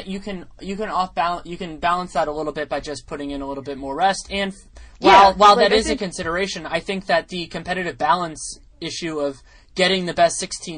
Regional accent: California, United States; as a Californian

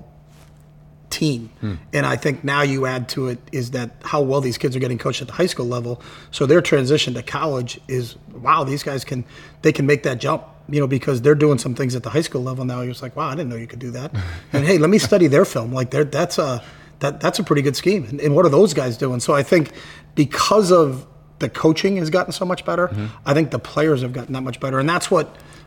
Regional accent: East Coast, United States; moved away; I grew up on the East Coast

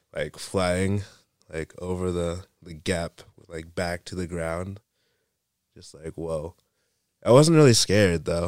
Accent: Waynesville, North Carolina, United States; I'm from North Carolina, Waynesville, North Carolina

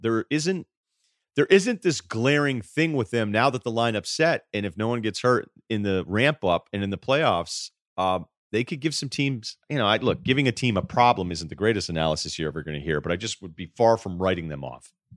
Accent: Martha's Vineyard, Massachusetts, United States; I'm from Arthur's Vineyard

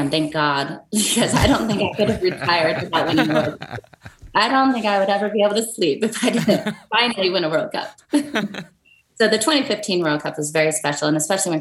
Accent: Seattle, Washington, United States; my hometown of Seattle

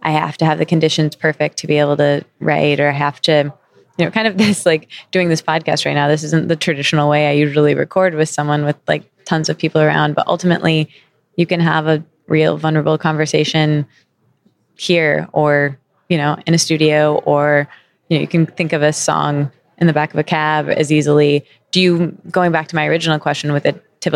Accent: Midwest, United States; I'm from the Midwest

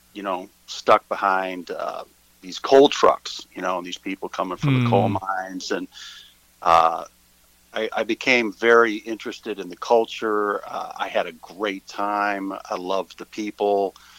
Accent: Ohio, United States; moved away as an adult; also born or lived in Athens, Ohio / eastern Kentucky / Georgia; now in Hilton Head Island, United States; I've lived in Ohio where I grew up and went to school at Ohio University in Athens, Ohio, in Appalachia area. And then I lived in Kentucky for a good while, eastern Kentucky, and also Georgia. And now I live near the beach.

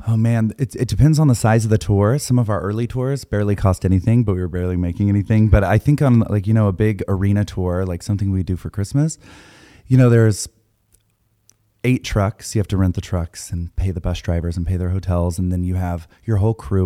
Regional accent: Texas, United States; I grew up in Texas

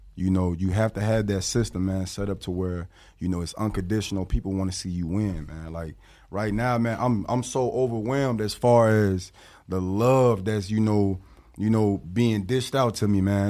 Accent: Rockford, Illinois, United States; also born or lived in Milwaukee, Wisconsin; I'm repping eight one five. Eight one five is the Freeport Rockford area

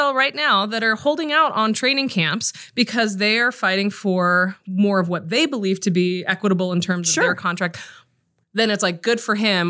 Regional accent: Texas, United States; We're from Texas.

